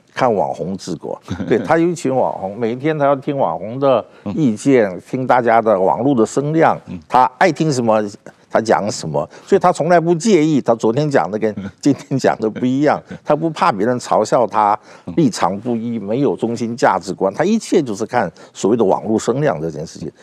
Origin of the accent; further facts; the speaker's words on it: South Korea; now in Taiwan; 我在韩国出生长大，所以有很多韩国会朋友会常常来台湾